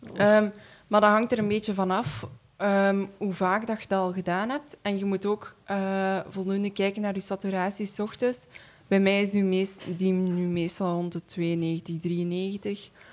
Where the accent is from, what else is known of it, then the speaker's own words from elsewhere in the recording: East Flanders, Belgium; also born or lived in Hamme / Leuven; ik ben van Oost-Vlaanderen